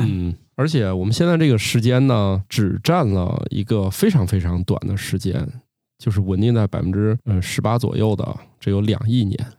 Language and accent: Chinese; China; 我们中国人